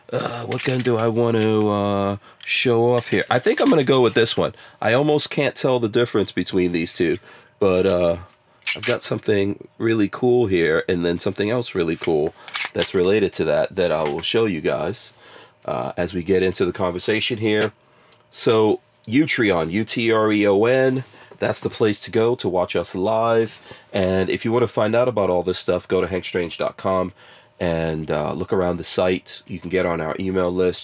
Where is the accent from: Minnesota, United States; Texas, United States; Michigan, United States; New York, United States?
New York, United States; growing up in New York